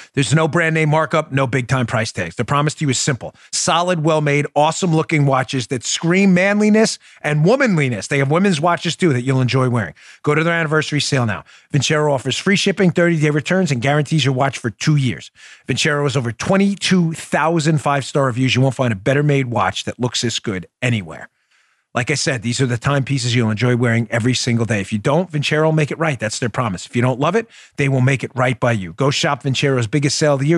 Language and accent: English; New York, United States; I grew up in New York with, uh, Howard Stern on the radio.